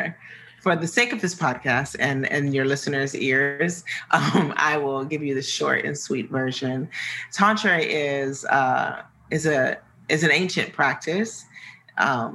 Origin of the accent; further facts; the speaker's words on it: Midwest, United States; I'm from the Midwest, so I tend to say tantra a lot